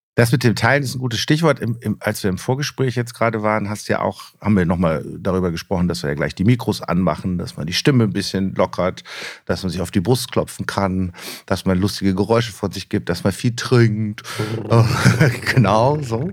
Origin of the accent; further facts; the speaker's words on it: Rhineland, Germany; als Rheinländer